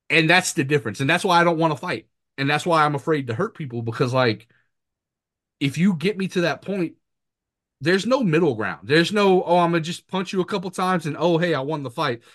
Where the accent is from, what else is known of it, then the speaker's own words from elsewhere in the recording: Mamou, Louisiana, United States; moved away as an adult; also born or lived in Montana / New Jersey / Bogalusa, Louisiana; now in Florida, United States; I'm back in my hometown of Mamu, going to Mamu High